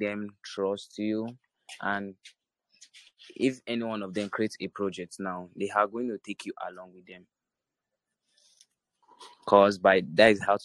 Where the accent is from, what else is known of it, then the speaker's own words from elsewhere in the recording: Nigeria; I'm from Africa. That is Nigeria.